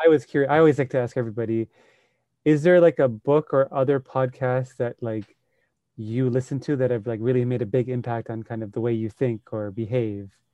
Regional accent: Sri Lanka; moved away; I grew up in Sri Lanka

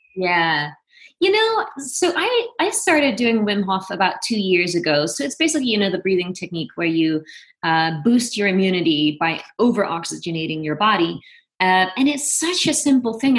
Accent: Venlo, Limburg, Netherlands; moved away as an adult; also born or lived in Amsterdam / New York; now in Los Angeles, United States; I'm originally from Venlo, which is a small town in the southeast of Holland.

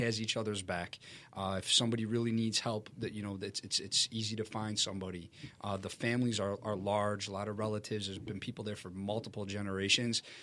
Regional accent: Chicago, Illinois, United States; I grew up in Chicago

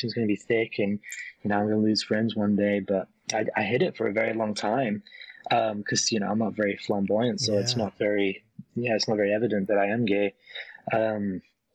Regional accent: York, Yorkshire and the Humber, United Kingdom; moved away as an adult; now in Las Vegas, United States; I'm from York, England. It's a town in the north of England, in the countryside.

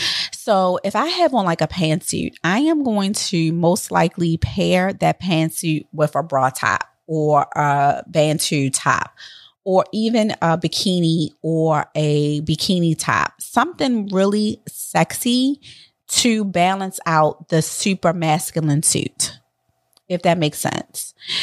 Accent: Miami, Florida, United States; from Miami

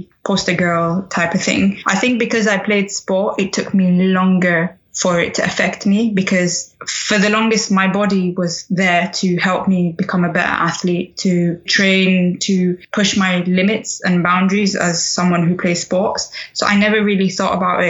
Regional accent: England, United Kingdom; also born or lived in Sudan; I was born in Sudan and raised in England

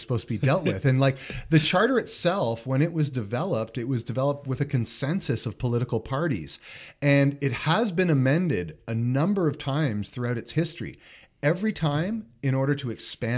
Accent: Toronto, Ontario, Canada; I grew up in Toronto

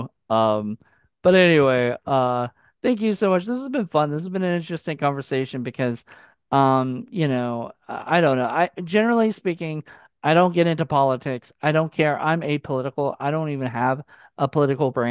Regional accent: Virginia, United States; I'm from Virginia, so like I'm over by DC and everything. I'm 3 hours away

